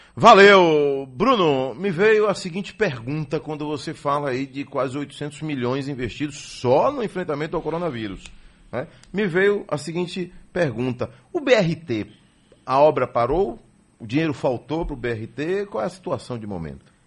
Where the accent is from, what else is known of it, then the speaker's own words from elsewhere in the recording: Pirajá, Bahia, Brazil; eu vim de Pirajá